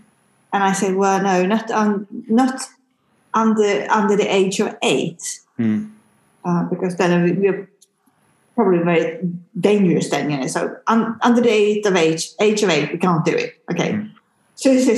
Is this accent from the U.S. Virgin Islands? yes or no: no; Sweden; English is a second language; now in United Kingdom; obviously not being of English, I didn't have an A level, so I had equivalent in Sweden